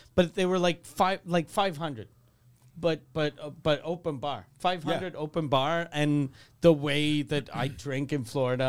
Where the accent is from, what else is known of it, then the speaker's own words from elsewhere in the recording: Canada; Then I'm a Canadian, but I don't care.